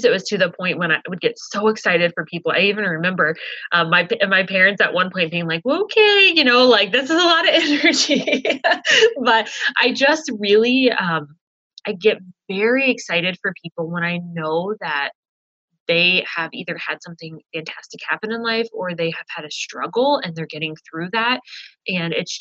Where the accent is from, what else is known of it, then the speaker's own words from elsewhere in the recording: Illinois, United States; moved away as an adult; now in Jamestown, United States; I am actually originally from Illinois. My husband and I moved here to North Dakota.